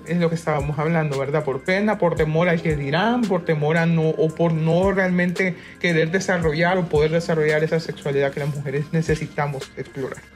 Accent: Honduras; somos hondureñas todas, pero todas estamos en diferentes partes del mundo

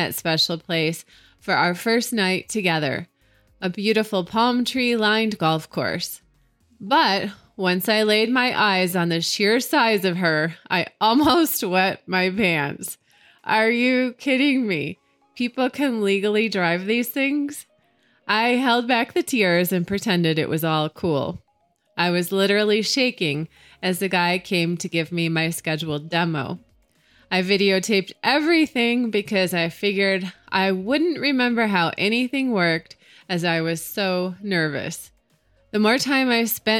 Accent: Utah, United States; from my home state here in Utah

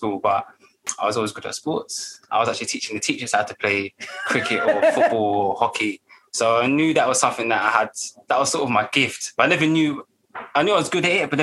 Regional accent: London, United Kingdom; I grew up in Hackney, and Hackney was known as the murder mile

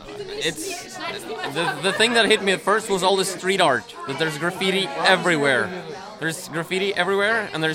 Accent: Stange, Innlandet, Norway; I am from the Trevor Eugen chapter of Stange in Norway.

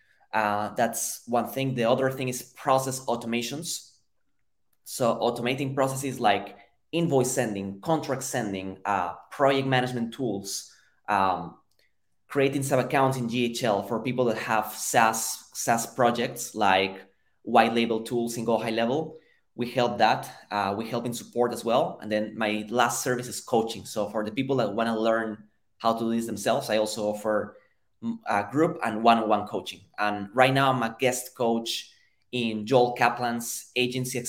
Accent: Lima, Peru; moved away as an adult; now in United States; So I'm originally from Peru, from Lima, Peru. I've been in the US for 7 years

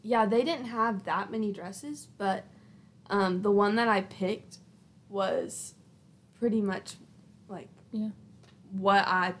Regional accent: Alabama, United States; We're from Alabama, and we still live in Alabama

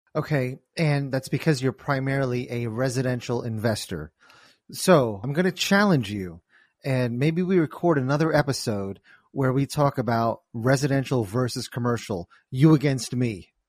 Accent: New Jersey, United States; I'm from New Jersey

